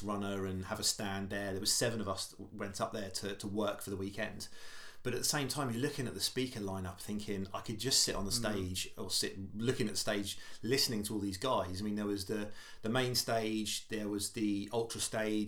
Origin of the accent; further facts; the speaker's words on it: Stubbington, South East England, United Kingdom; also born or lived in Portsmouth / Gosport / Southsea; So I grew up in Stubbington, which is about half hour from Portsmouth. So I was born in Portsmouth